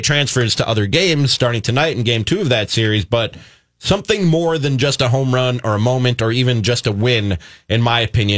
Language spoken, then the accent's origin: English; Milwaukee, Wisconsin, United States; also born or lived in Chicago, United States; I was brought here from Milwaukee by way of Chicago. So grew up a Cubs fan